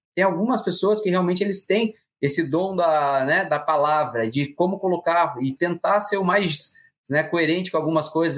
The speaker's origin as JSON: {"language": "Portuguese", "region": "Paraná", "country": "Brazil", "said": "eu, como paranaense"}